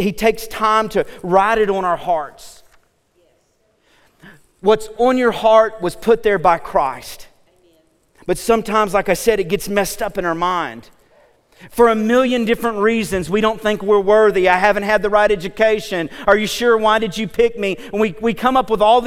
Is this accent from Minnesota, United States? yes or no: no; Oklahoma, United States; I'm from Oklahoma